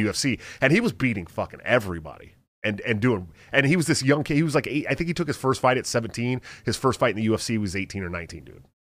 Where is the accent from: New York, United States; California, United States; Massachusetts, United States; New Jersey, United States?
California, United States; Bay Area; moved away; I'm not from Iowa. I am from the Bay Area. I'm literally from fifteen minutes away from Stockton